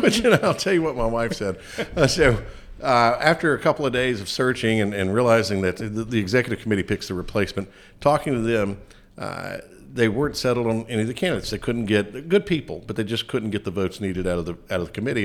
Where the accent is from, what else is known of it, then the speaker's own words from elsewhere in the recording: Lincoln County, North Carolina, United States; Lincoln County, growing up there, I went to public schools there